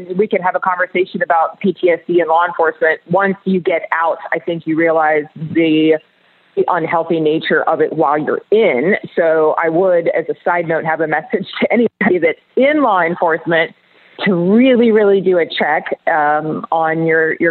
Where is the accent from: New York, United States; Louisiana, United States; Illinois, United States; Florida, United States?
Florida, United States; Orlando; I was born in Orlando. Orlando is my heart.